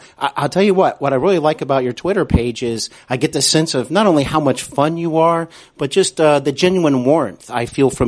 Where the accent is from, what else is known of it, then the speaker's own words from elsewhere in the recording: Cincinnati, Ohio, United States; I'm here in Cincinnati, Ohio, back in my hometown where I broadcast